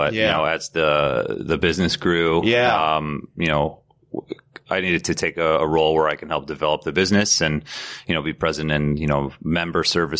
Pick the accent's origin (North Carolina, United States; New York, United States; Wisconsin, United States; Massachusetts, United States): New York, United States; Glen Cove; I grew up on Long Island. I'm one of four children, the oldest of four.